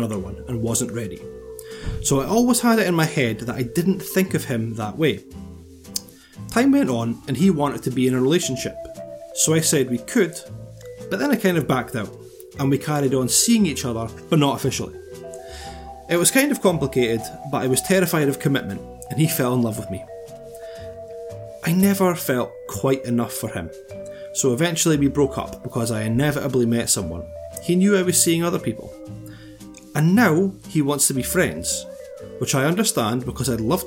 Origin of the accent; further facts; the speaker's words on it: Scotland, United Kingdom; accent: Scottish; the slightest change in your Scottish accent, indiscernible to people not from here.